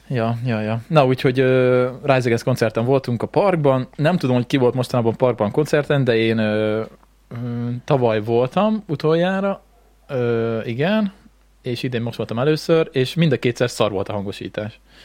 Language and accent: Hungarian; Békéscsaba, Békés, Hungary; gyerekkoromban a Békés Csabán